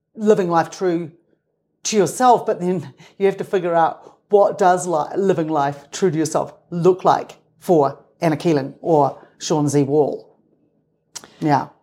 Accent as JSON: {"language": "English", "town": "Christchurch", "region": "Canterbury", "country": "New Zealand", "tie": "born or raised there", "also_born_or_lived": "Salt Lake City, Utah / Castle Hill Village, New Zealand", "moved": "as an adult", "lives_now": "Utah, United States", "said": "I grew up right next to the Pacific Ocean, so I grew up on the water"}